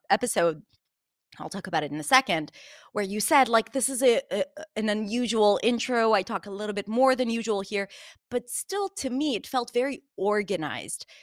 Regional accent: Israel; I'm from Israel

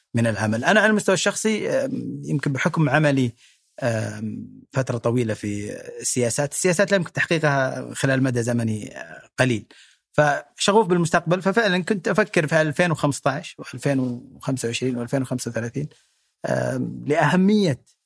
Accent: Saudi Arabia; نستحقها كسعوديين

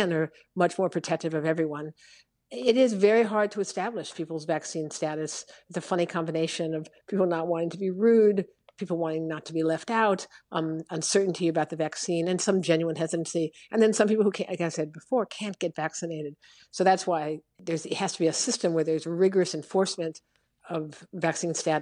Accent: Los Angeles, California, United States; now in Chicago, United States; I'm a Californian by birth

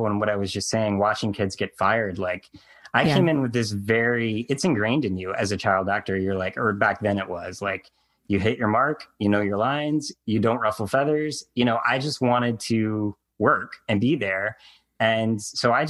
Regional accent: North Carolina, United States; I grew up in North Carolina

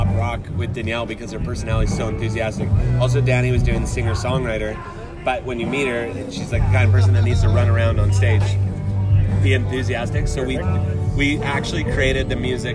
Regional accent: just outside of Vancouver, British Columbia, Canada; I grew up just outside of Vancouver

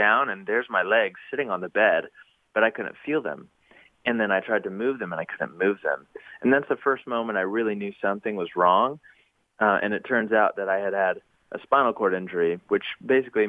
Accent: Knoxville, Tennessee, United States; now in Nashville, United States; my hometown of Knoxville, Tennessee

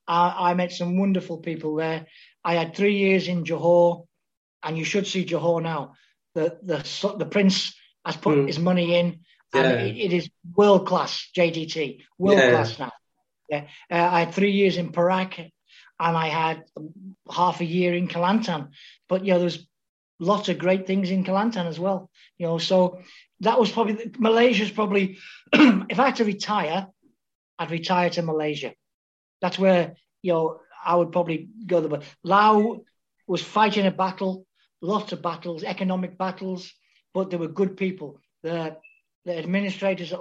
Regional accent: Liverpool, North West England, United Kingdom; moved away; I was born in Anfield, right next to the ground

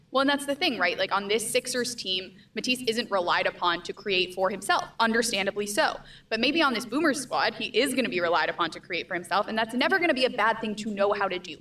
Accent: United States; I'm American

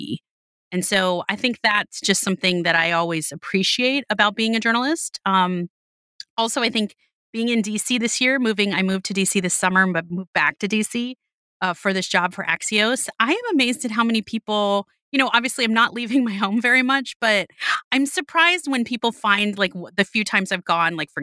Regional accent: Miami, Florida, United States; moved away; I was born and raised in Miami

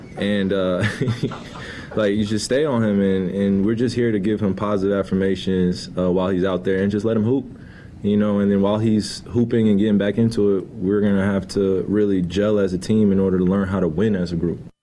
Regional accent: New Jersey, United States; I'm from Jersey

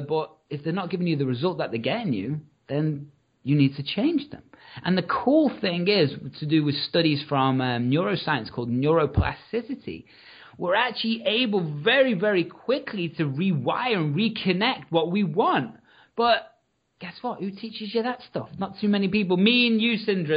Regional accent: Liverpool, North West England, United Kingdom; I'm from Liverpool

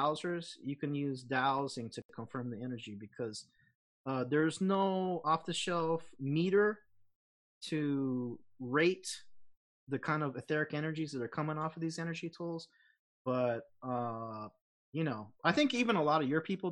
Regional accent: United States; now in Los Angeles, United States; I'm American, but I'm Japanese American

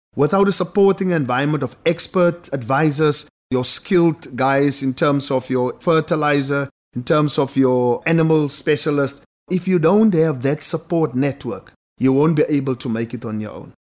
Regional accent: Wolseley, Western Cape, South Africa; I'm from Ousley. It's a small farming town in the Boland, just next to Ceres, maybe Ceres' little baby brother. Grew up on farms

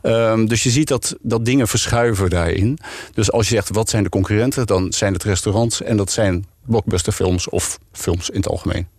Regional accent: Netherlands; als Nederlanders

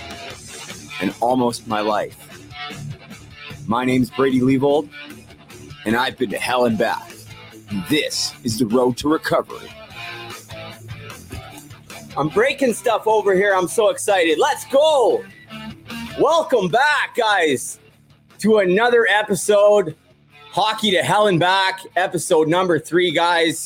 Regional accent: Vancouver, British Columbia, Canada; My hometown, Vancouver

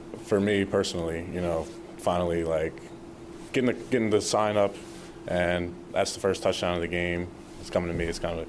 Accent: Philadelphia, Pennsylvania, United States; being from Philly, growing up in Philly

